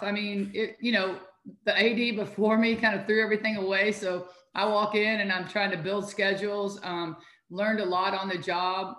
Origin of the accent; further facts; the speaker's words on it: Louisville, Kentucky, United States; also born or lived in Cincinnati, Ohio; I was born and raised in Louisville, Kentucky